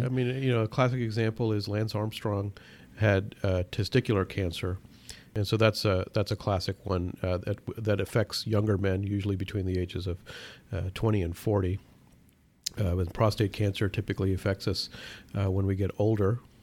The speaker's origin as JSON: {"language": "English", "country": "Pakistan", "tie": "born or raised there", "moved": "yes", "said": "I was born in Pakistan"}